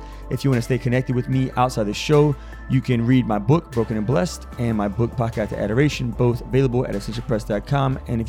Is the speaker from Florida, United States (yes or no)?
no; New York City, New York, United States; now in Albany, United States; I currently live near Albany, New York. I'm from New York, New York. We from New York.